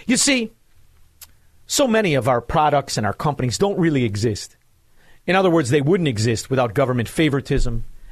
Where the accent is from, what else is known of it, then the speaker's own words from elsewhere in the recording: Melrose Park, Illinois, United States; I'm a man from Melrose Park